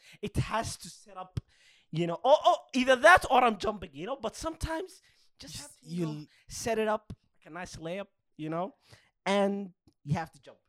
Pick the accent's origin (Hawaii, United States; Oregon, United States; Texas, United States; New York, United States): Hawaii, United States; Kona; Bro, I'm from Kona.